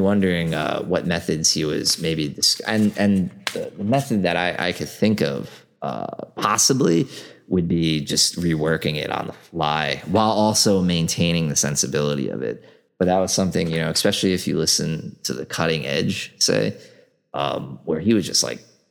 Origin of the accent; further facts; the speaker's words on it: New York City, New York, United States; as a New Yorker